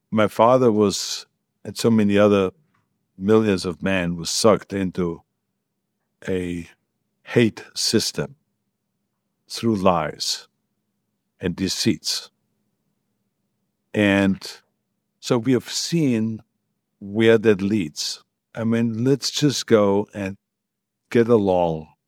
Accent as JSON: {"language": "English", "country": "Austria", "tie": "born or raised there", "second_language": "English", "moved": "yes", "lives_now": "United States", "said": "None of it was ever spoken about when I grew up. There was no one that ever talked about the war. I learned everything about the history in America."}